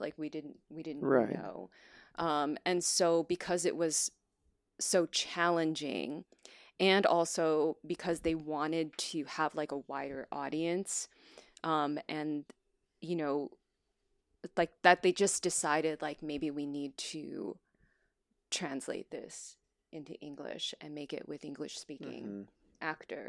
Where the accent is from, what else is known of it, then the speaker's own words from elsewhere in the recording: United States; first language Chinese; that like to be able to connect with like my mother language in that way that I had lost a lot of, you mm-hmm. know, over growing up in the United States and not using it.